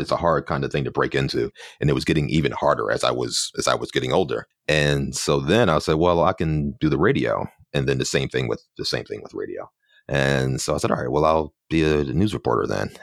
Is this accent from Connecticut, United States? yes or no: no; Philadelphia, Pennsylvania, United States; moved away as an adult; now in New York City, United States; I'm originally from Philadelphia, and I've been here in New York for about 15 or so years